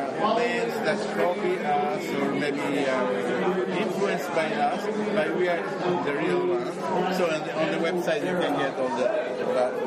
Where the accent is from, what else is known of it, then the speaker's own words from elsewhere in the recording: Italy; moved away as an adult; now in Toronto, Canada; I live in Toronto right now. I am from Italy, but I moved 16 years ago to Canada.